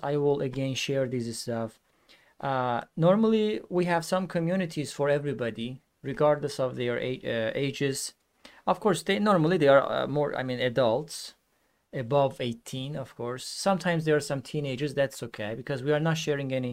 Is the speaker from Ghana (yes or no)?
no; Iran; English is a second language; now in Istanbul, Turkey; I am originally from Iran, but I live in Istanbul, Turkey.